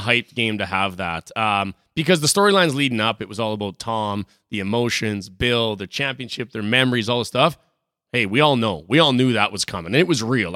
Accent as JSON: {"language": "English", "region": "Saskatchewan", "country": "Canada", "said": "I'm from Saskatchewan"}